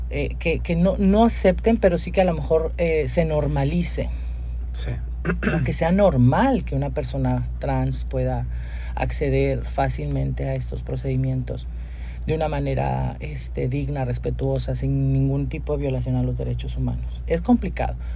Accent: Durango, Mexico; yo no soy de aquí yo soy de Durango yo nací en Durango

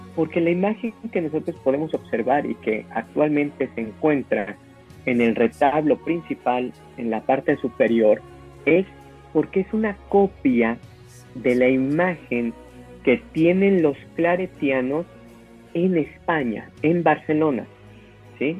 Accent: Mexico; nosotros venimos, o, el actual México, viene de esa herencia criolla

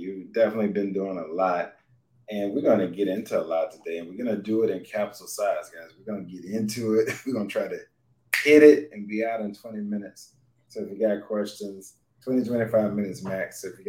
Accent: Mississippi, United States; growing up in Mississippi

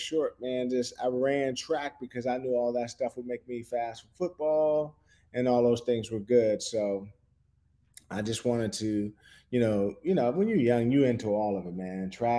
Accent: Silver Spring, Maryland, United States; I grew up in Washington, D.C. area

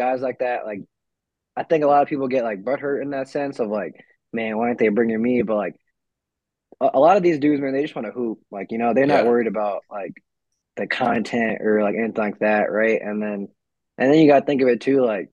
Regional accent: New York, United States; now in Texas, United States; I'm originally from New York, so I went back home.

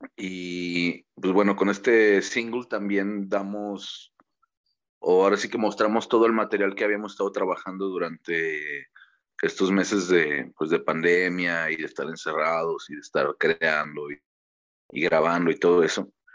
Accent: Mexico; somos mexicanos güeros o somos este morenos

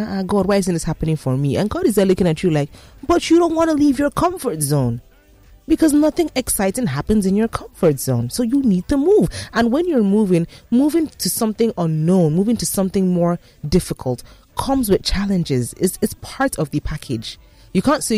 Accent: Nigeria; being a Nigerian, living in Nigeria

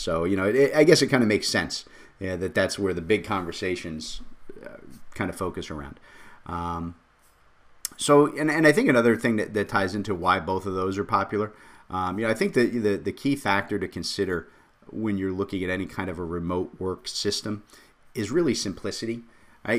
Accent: Jersey City, New Jersey, United States; I come from Jersey City

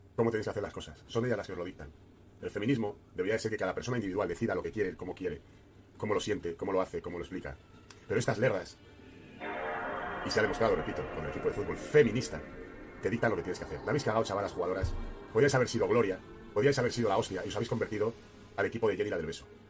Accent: Spain; moved away; He nacido en España, soy español

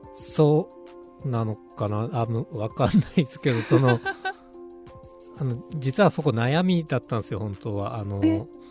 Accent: Mito, Ibaraki, Japan; also born or lived in Utsunomiya; now in Hitachi, Japan; 出身は水戸の川端

